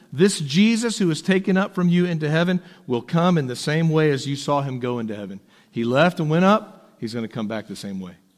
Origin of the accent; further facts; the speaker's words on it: Texas, United States; moved away as an adult; also born or lived in Tennessee; as a Texan